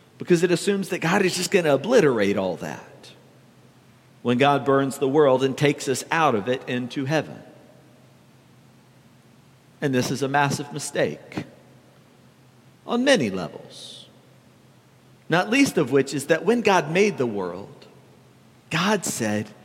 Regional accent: the South, United States; growing up in the South

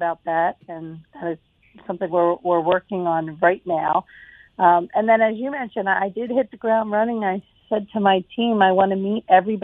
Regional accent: New Jersey, United States; moved away as an adult; also born or lived in Philadelphia area, Pennsylvania; now in Mobile, United States

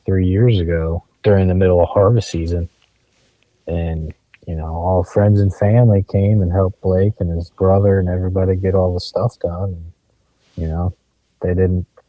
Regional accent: Eastern Shore, Maryland, United States; I grew up on the Eastern Shore, I mean Maryland

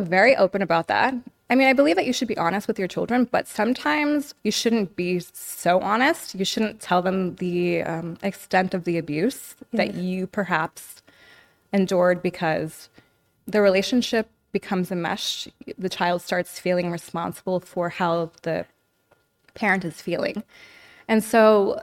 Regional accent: New York City, New York, United States; now in Los Angeles, United States; I was born in New York City

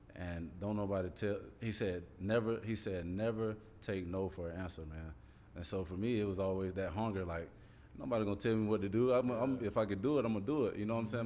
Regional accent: Columbus, Georgia, United States; coming from the neighborhood I came came from East Wind Lane, like I'm right around the block from um, Carver High School

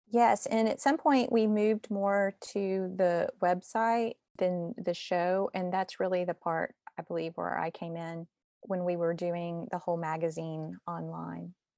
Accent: Austin, Texas, United States; moved away as an adult; also born or lived in Cincinnati / Italy; now in Nashville, United States; I'm actually from Texas by way of Cincinnati to here

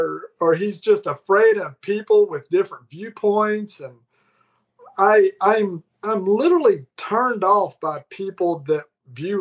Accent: Foley, Alabama, United States; moved away; what used to be my hometown in Foley, Alabama

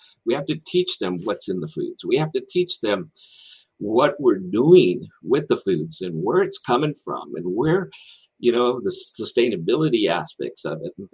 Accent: Texas, United States; I was born and raised in Texas

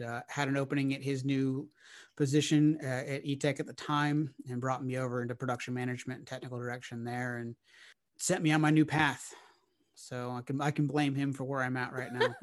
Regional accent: Orlando, Florida, United States; now in Nashville, United States; I'm originally from Orlando, Florida

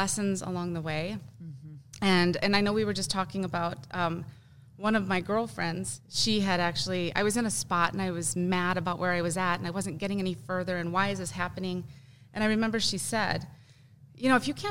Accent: Wisconsin, United States; moved away as an adult; I grew up in Wisconsin

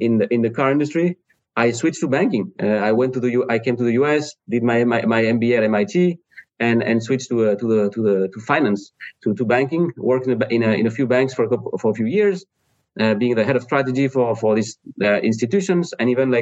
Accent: France; English is a second language; moved away as an adult; also born or lived in Spain; now in Cleveland, United States; I'm from France originally

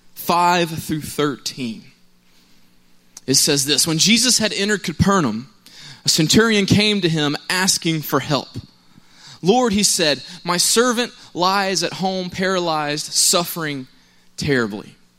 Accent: Cobb County, Georgia, United States; I'm from Cobb County. It's not too far away, but I was close to the Douglasville side of things

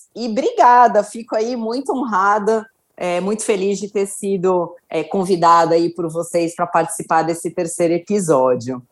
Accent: Santos, São Paulo, Brazil; eu sempre morei em Santos, eu nasci em Santos

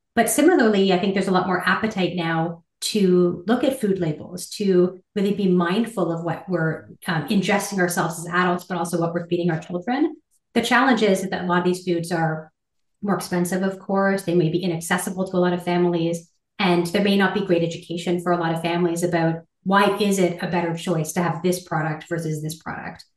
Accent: Ottawa, Ontario, Canada; I grew up in Ottawa, and I am one of four children

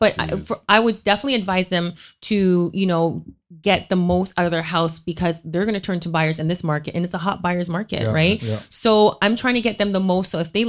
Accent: Scarborough, Ontario, Canada; So like we're both from Scarborough.

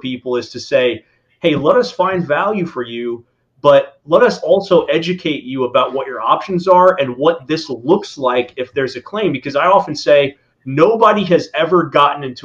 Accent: Indiana, United States; now in Florida, United States; I grew up in the Midwest in Indiana, hunting and fishing

